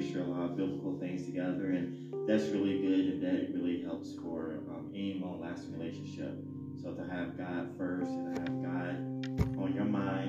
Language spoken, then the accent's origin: English; Chicago, Illinois, United States; Growing up in Chicago, I was not in a bad neighborhood or anything. I was in good neighborhoods